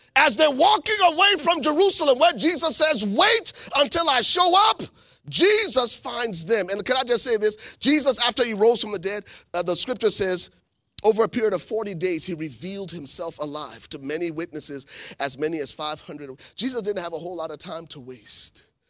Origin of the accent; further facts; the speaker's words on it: Liberia; moved away; I am originally from Liberia, West Africa